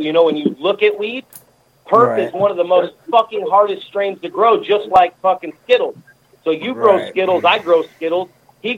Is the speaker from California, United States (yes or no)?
yes; Northern California, United States; I'm from California, Northern California